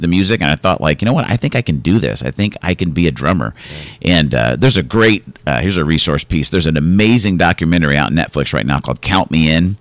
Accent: Arizona, United States; I grew up in Arizona

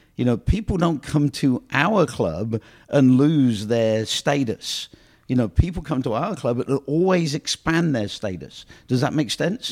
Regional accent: England, United Kingdom; moved away; I came from England

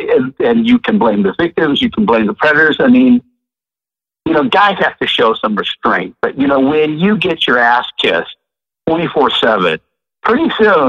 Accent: Portland, Oregon, United States; moved away as an adult; also born or lived in San Francisco / Los Angeles / Sacramento; now in Seattle, United States; I'm from Portland, right? You are? That's where I grew up.

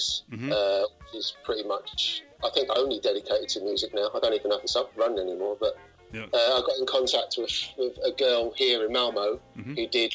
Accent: London, United Kingdom; now in Sweden; I'm from East London, but it's called a place called Walthamstow

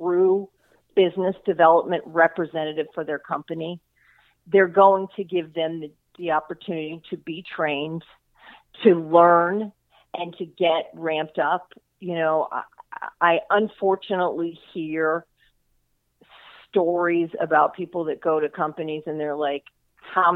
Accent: South Florida, United States; I am from South Florida, so I've lived here all my life.

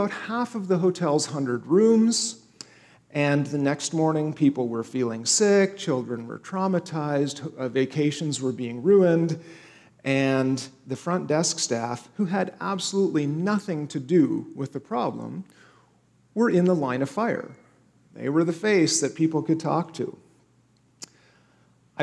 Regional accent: Canada; now in United States; my home country of Canada

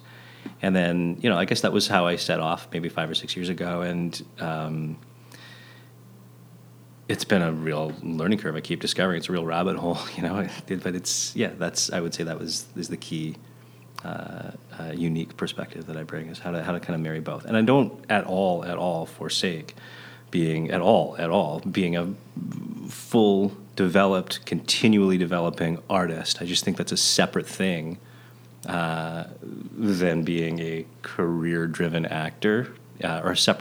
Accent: Vancouver, British Columbia, Canada; I'm a kid growing up in Vancouver in my day.

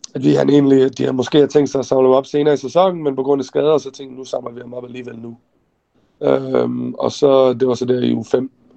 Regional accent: Denmark; now in Arizona, United States; jeg fik muligheden for at komme hjem til Danmark og se familie igen, og være hjemme i Danmark for første gang i mange, mange år

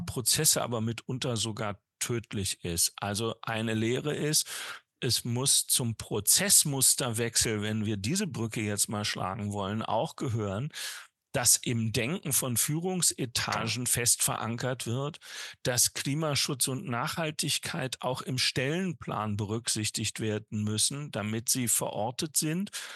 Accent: North Rhine-Westphalia, Germany; in meinem Heimatbundesland Nordrhein-Westfalen

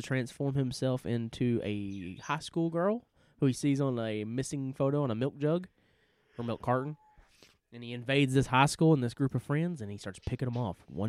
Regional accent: the South, United States; We're not racist people, even though we're from the South.

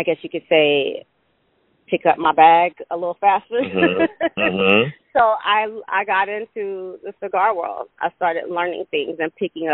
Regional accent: Atlanta, Georgia, United States; I was born and raised in Atlanta

